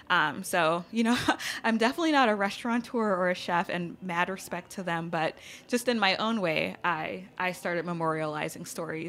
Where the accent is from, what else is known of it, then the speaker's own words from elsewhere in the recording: Baton Rouge, Louisiana, United States; moved away as an adult; also born or lived in Los Angeles; Born and raised in Baton Rouge, like birth until I left for college, and I went to school in L.A.